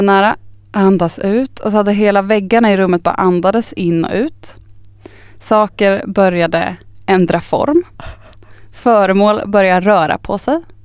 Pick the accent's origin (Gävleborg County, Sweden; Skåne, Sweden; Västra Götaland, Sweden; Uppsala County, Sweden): Uppsala County, Sweden; Östervåla; also born or lived in Upplands Väsby; now in Stockholm, Sweden; Jag är ju först från liksom Östervåla utanför Tierp Uppsala